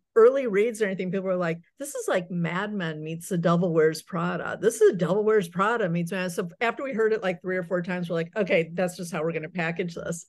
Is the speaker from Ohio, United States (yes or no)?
yes; Akron, Ohio, United States; also born or lived in New York; now in Chicago, United States; I grew up in Akron, Ohio